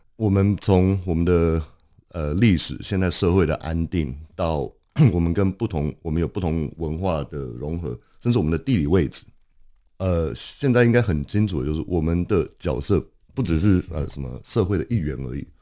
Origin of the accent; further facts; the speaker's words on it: Los Angeles, California, United States; moved away as an adult; now in Taiwan; 我在台湾出生，那我在台湾读了两年国小以后，全家移民到洛杉矶